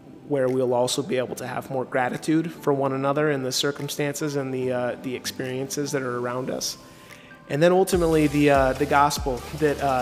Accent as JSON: {"language": "English", "town": "Boise", "region": "Idaho", "country": "United States", "moved": "as an adult", "lives_now": "Phoenix, United States", "said": "I am originally from Boise, Idaho. I currently reside in Phoenix, Arizona, where I've been for about 8 years now"}